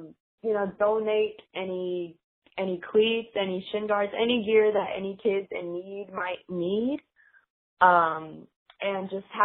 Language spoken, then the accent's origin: English; Greenville, United States; I kind of grew up with that, even though I grew up in here in Greenville.